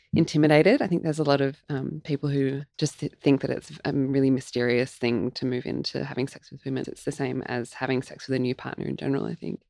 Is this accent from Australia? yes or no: yes; Melbourne, Victoria, Australia; when I was growing up in Melbourne as like a 20 something year old